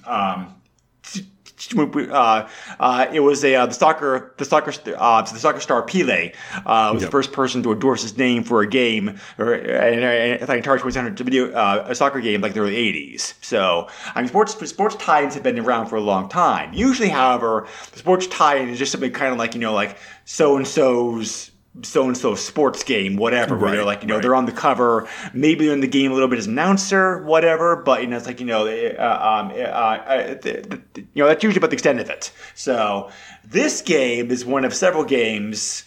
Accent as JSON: {"language": "English", "region": "New England", "country": "United States", "tie": "born or raised there", "said": "I grew up in New England"}